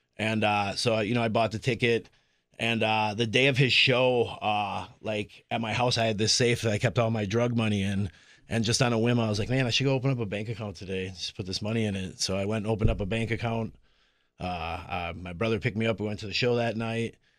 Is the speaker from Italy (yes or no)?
no; Appleton, Wisconsin, United States; I grew up in the Appleton area